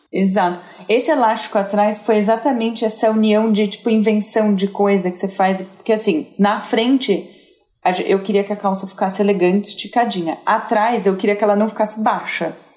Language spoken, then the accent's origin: Portuguese; São José do Rio Preto, São Paulo, Brazil; moved away; eu vim de Rio Preto, né? Eu sou, eu sou do interior, sou, sou uma caipira.